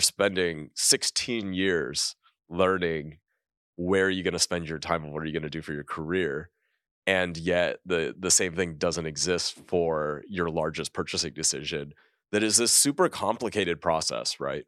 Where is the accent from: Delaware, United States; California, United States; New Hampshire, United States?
California, United States; moved away as an adult; growing up in California, I never thought that I would leave California